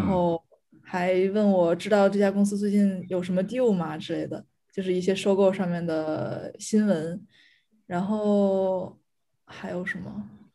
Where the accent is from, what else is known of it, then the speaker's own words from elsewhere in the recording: China; moved away as an adult; now in Paris, France; 只有我一个中国人